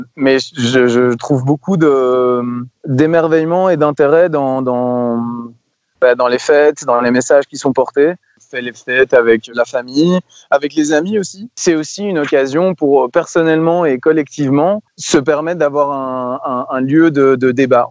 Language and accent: French; Belgium; je suis belge